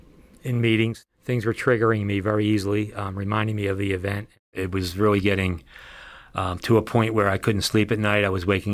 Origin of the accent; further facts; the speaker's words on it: Philadelphia, Pennsylvania, United States; we're both from Philly